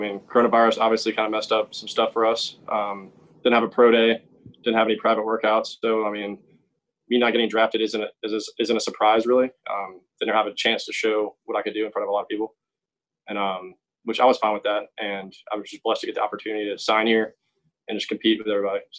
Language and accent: English; Columbia, South Carolina, United States; I'm from Columbia, South Carolina, and I stayed home, played for USC.